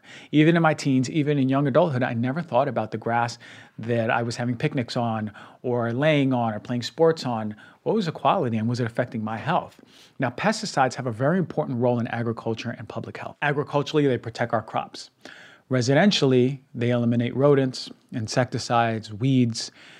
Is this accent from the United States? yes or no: yes; Queens, New York, United States; So as you may not know, I grew up in Queens, New York, and I wasn't exposed to tons of grass.